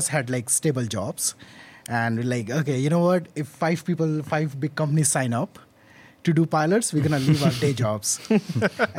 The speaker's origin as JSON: {"language": "English", "country": "India", "tie": "born or raised there", "also_born_or_lived": "Indiana, United States", "moved": "as an adult", "lives_now": "New York, United States", "said": "I was born and brought up in India."}